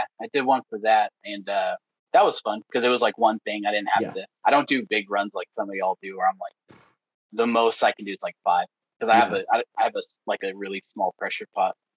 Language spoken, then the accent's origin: English; Texas, United States; now in Ohio, United States; I'm from Texas